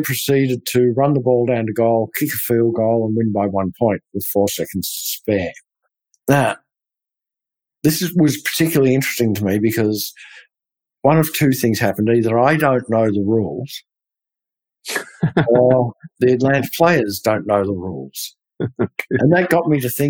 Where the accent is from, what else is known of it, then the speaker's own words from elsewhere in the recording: Australia; now in Texas, United States; being an Australian